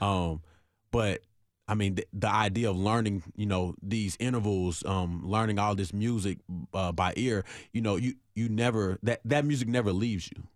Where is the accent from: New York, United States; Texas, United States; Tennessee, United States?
Tennessee, United States; Nashville; I'm from Nashville, born and raised in Nashville